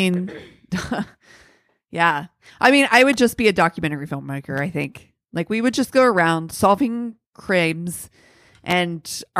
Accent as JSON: {"language": "English", "region": "Ohio", "country": "United States", "tie": "born or raised there", "said": "I'd imagine because we grew up in Central Ohio, where the Hopewell Indians were a big thing, and those were the mound builders."}